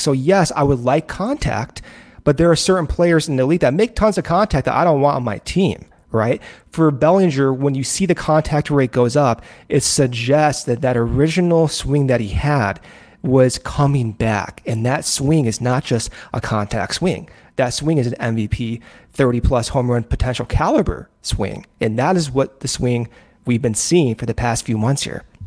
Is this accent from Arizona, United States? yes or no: yes; Arizona, United States; born or raised there; also born or lived in Chicago